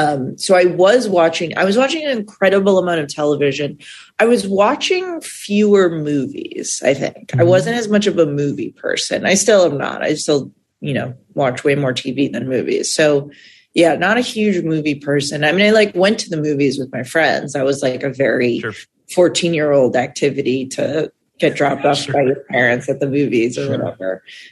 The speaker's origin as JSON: {"language": "English", "town": "Milton", "region": "Massachusetts", "country": "United States", "tie": "born or raised there", "said": "I was I was outside of Boston in a suburb called Milton, Massachusetts."}